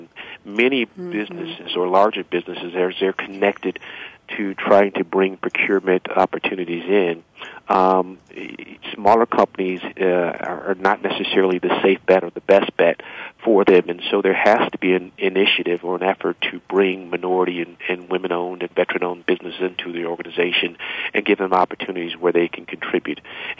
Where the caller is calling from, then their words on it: Cleveland, Ohio, United States; I'm calling from Cleveland, Ohio.